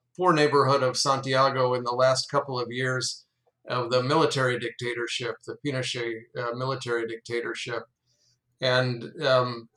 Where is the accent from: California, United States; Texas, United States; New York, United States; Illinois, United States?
Illinois, United States; Chicago; moved away as an adult; also born or lived in Indiana / Colorado / Chile / North Carolina; I was raised Catholic in the Chicago area